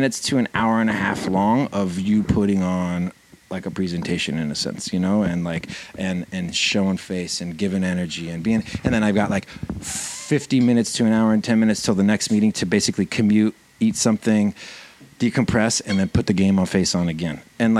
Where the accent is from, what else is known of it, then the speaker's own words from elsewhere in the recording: Southern California, United States; moved away as an adult; also born or lived in New York; I grew up in California, in Southern California. Yeah. Until I was 18, but then since then I never lived in California.